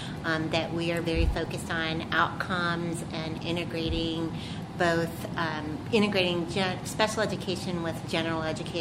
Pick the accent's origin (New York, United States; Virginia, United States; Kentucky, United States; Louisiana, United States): Kentucky, United States; moved away as an adult; also born or lived in Ohio / Washington State; now in California, United States; I'm from Kentucky.